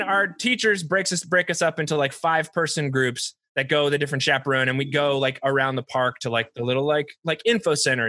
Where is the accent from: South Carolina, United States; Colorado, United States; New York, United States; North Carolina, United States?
North Carolina, United States; eastern coast of; moved away; I'm from North Carolina, and the eastern coast of North Carolina